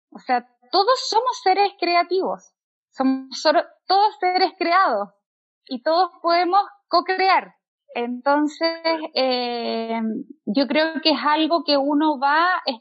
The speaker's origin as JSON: {"language": "Spanish", "town": "Santiago", "region": "Santiago Metropolitan Region", "country": "Chile", "also_born_or_lived": "Mexico", "lives_now": "Santiago, Chile", "said": "soy artista plástica y viví nueve años en México. Ahora estoy de regreso en mi tierra, acá en Santiago de Chile."}